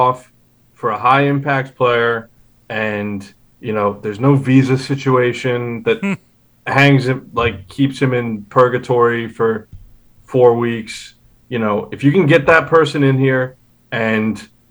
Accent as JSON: {"language": "English", "town": "Philadelphia", "region": "Pennsylvania", "country": "United States", "tie": "born or raised there", "moved": "as an adult", "lives_now": "Cincinnati, United States", "said": "I am from Philadelphia, Pennsylvania. Okay? I loved living on the East Coast. I loved growing up there"}